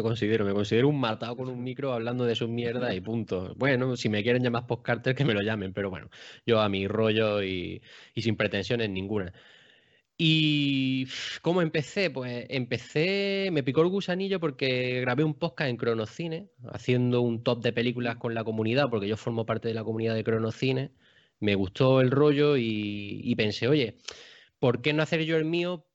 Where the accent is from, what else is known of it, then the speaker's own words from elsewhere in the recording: Baza, Andalusia, Spain; el cine que yo tenía en mi localidad, que yo soy de Baza, de Granada